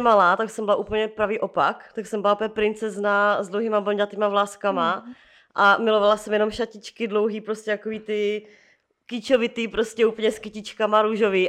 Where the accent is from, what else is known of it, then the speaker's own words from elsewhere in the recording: Moravia, Czechia; now in Prague, Czechia; u nás na Moravě